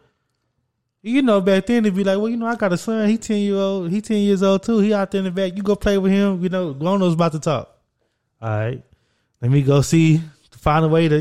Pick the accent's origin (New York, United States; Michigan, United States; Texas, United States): Texas, United States; Orange; I'm from a small town, Orange, Texas. Got like 17,000 people.